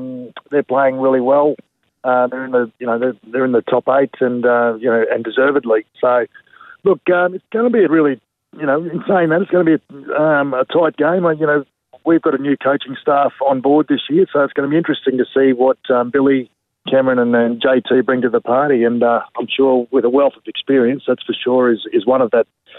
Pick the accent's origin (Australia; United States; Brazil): Australia; Sarina, Queensland; I'm not sure if you're aware of that little country town called Serena, just south of Mackay. So, yeah, grew up in Serena